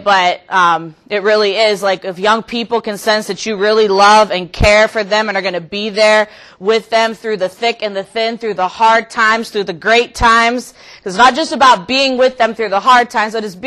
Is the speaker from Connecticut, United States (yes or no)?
no; Youngstown, Ohio, United States; I'm from Youngstown, Ohio